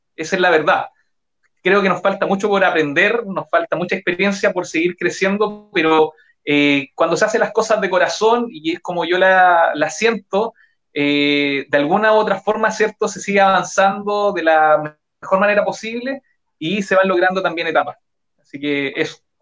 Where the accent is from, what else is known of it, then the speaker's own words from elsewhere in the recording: Santa Bárbara, Biobío, Chile; moved away as an adult; also born or lived in Los Ángeles / Concepción; yo nací y criado en Santa Bárbara, nací en Santa Bárbara